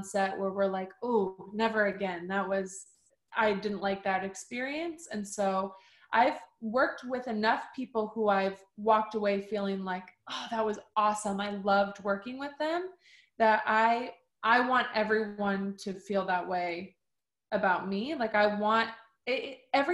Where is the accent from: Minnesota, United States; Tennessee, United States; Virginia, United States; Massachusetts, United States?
Minnesota, United States; Minneapolis; also born or lived in Madison, Wisconsin; now in Los Angeles, United States; I was born and raised in Minneapolis, like Twin Cities area, and then moved shortly after to Madison.